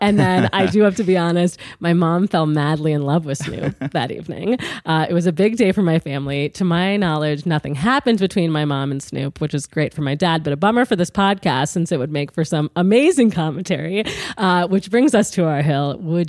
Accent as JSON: {"language": "English", "region": "Midwest", "country": "United States", "moved": "yes", "said": "I'm from the Midwest"}